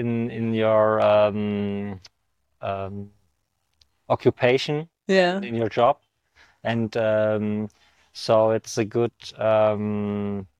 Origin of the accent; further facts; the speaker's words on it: Germany; I'm from Germany